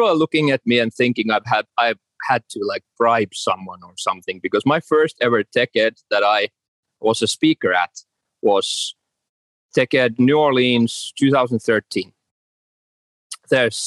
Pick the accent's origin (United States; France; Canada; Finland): Finland; I'm from Finland